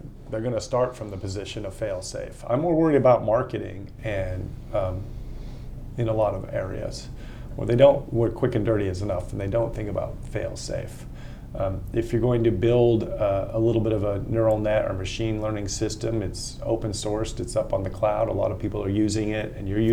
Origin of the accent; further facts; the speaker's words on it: Austin, Texas, United States; I lived in my hometown of Austin, Texas for 17 years